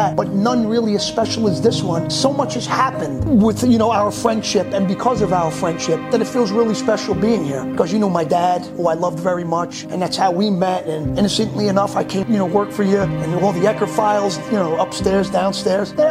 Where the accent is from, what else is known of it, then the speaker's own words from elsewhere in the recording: Yonkers, New York, United States; also born or lived in South America; growing up in Yonkers